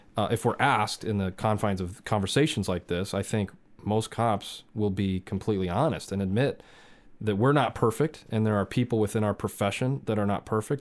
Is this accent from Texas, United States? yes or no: no; Southern California, United States; I grew up in Southern California